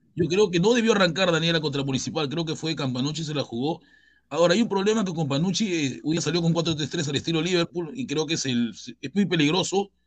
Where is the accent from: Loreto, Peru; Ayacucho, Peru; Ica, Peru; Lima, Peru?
Ica, Peru; Chincha Alta; Yo soy de Chincha